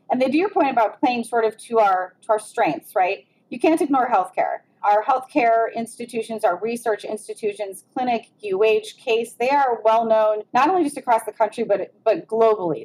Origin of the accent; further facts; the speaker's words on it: Cleveland, Ohio, United States; I am that person from Cleveland